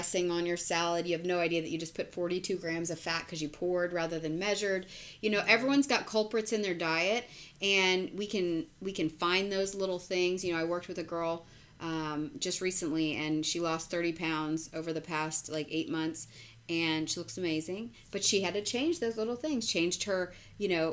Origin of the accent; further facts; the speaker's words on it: Texas, United States; I'm a Texan